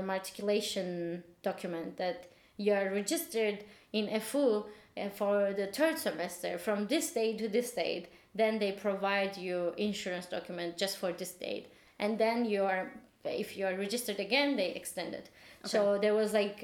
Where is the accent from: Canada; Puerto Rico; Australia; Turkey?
Turkey; English is a second language; now in Berlin, Germany; I'm from Turkey